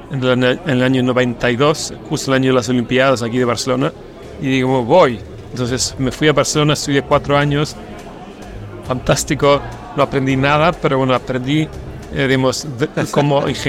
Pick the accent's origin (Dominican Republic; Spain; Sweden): Sweden; Stockholm, Stockholm County; Spanish is a second language; Soy sueco y más argentina. Nací en Suecia, nací en Estocolmo.